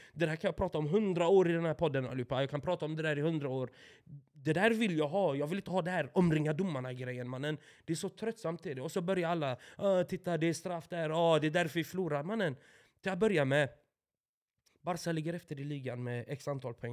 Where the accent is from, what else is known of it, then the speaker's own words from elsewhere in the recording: Åby, Östergötland, Sweden; Nyår hemma i Åby med mina föräldrar och deras vänner och deras barn naturligtvis då, de jag växte upp med, barndomsvänner